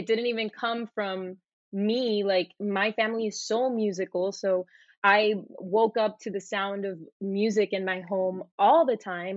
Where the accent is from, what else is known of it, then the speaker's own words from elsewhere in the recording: Puerto Rico; moved away as an adult; also born or lived in Miami, Florida, United States / Florida, United States; now in Los Angeles, United States; I was born in Miami. I was raised in Puerto Rico.